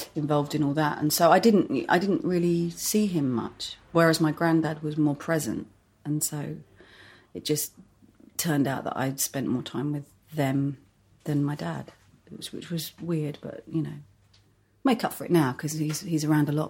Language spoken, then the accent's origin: English; Hertfordshire, East of England, United Kingdom; moved away as an adult; also born or lived in Edgware, London / Finchley, London / Crouch End, London; now in London, United Kingdom; my parents moved out to Hertfordshire. So so I've always been like on the boundary of Hertfordshire and North London.